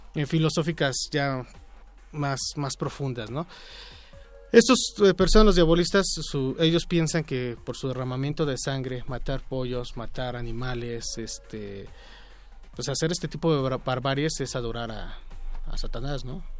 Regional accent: Mexico; nosotros como mexicanos

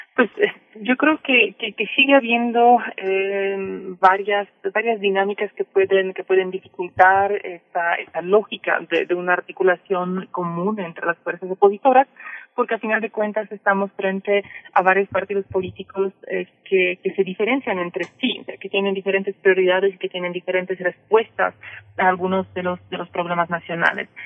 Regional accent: Mexico; yo como mexicana me siento orgullosa

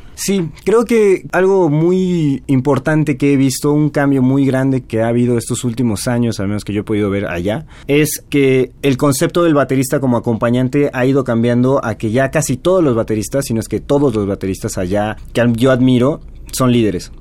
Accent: Mérida, Yucatán, Mexico; now in Mexico City, Mexico; yo soy originario de Mérida

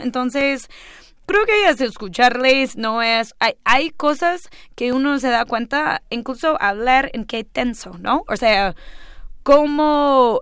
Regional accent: New York, United States; Y yo le expliqué que era de Nueva York

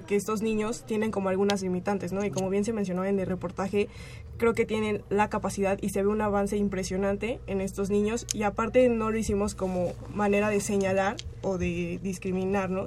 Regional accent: Mexico

